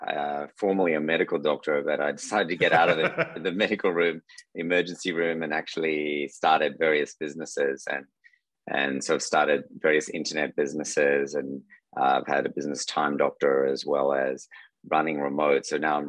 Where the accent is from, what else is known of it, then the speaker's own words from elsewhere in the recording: Sydney, New South Wales, Australia; From Australia, from Sydney, Australia.